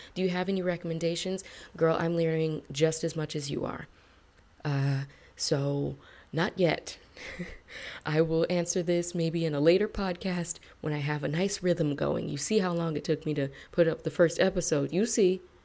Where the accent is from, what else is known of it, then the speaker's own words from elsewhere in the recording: United States; my reputation as an American and especially as a Black American